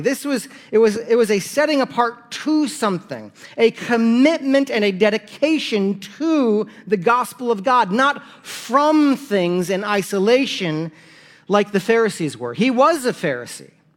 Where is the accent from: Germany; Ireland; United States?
United States; South Dakota; I'm from South Dakota.